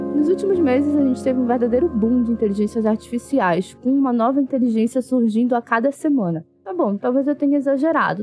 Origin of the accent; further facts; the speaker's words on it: Brazil; sou brasileira